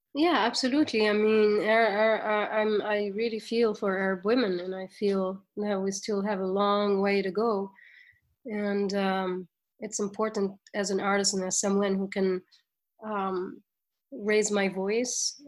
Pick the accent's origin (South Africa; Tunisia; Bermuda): Tunisia; moved away as an adult; now in New York, United States; as young Tunisians and as young Arabs